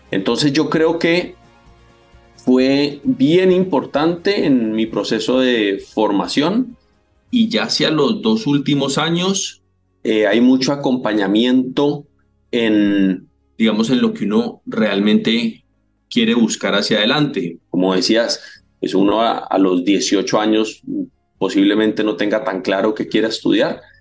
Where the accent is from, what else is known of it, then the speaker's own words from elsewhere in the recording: Cali, Valle del Cauca, Colombia; moved away; 4 de agosto de 1971, mi infancia en Cali, lo único que tengo son gratos recuerdos. Esta es mi tierra bonita, mi tierra preciosa, mi valle